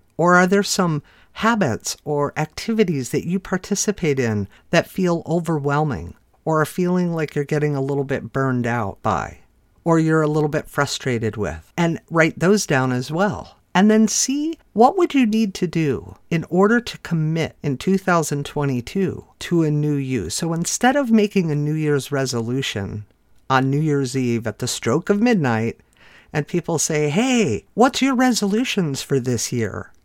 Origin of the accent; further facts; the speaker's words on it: Chicago, Illinois, United States; I'm from the Chicago area where we definitely have some yucky winters